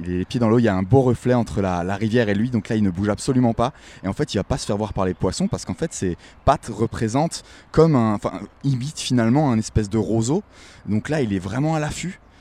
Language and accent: French; Wissembourg, Grand Est, France; moved away as an adult; also born or lived in New York; j'ai grandi à Wissembourg, cette petite bourgade de sept mille habitants, euh, au nord de l'Alsace.